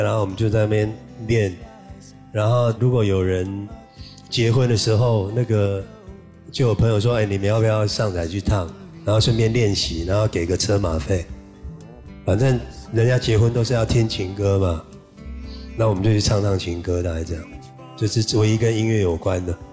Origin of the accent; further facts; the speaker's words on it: Changhua County, Taiwan; 我在台湾的中部出生，那个地方叫彰化